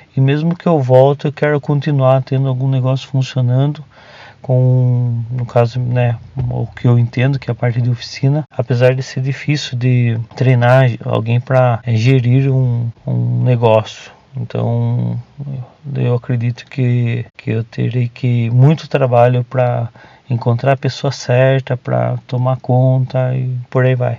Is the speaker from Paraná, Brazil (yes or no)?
no; Tatuí, São Paulo, Brazil; Eu sou de Tatuí, uma cidade do interior de São Paulo